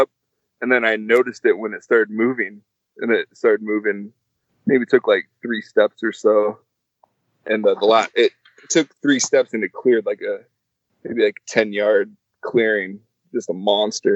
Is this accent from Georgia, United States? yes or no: no; Alaska, United States; moved away; I was born in Alaska